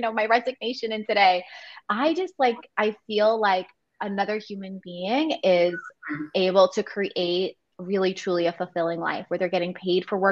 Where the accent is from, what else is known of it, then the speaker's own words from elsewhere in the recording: New York, United States; now in New Jersey, United States; I grew up in New York